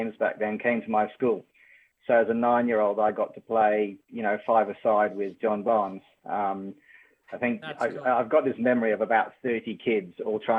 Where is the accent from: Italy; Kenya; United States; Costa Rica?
Kenya; moved away; also born or lived in United Kingdom; as a kid, I grew up in Kenya and then went to school in the UK